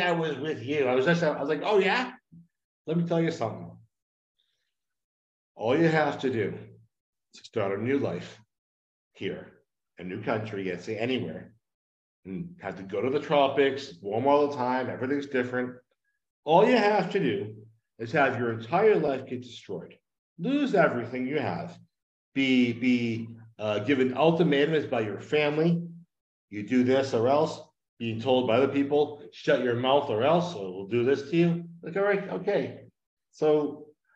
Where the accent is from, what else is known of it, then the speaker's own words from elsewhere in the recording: Northeast, United States; moved away as an adult; now in Mexico; I'm from the Northeast